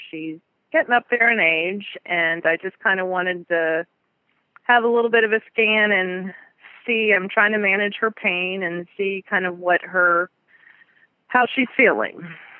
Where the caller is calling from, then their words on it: Western Pennsylvania, United States; I'm calling from Western Pennsylvania, a little north of Pittsburgh.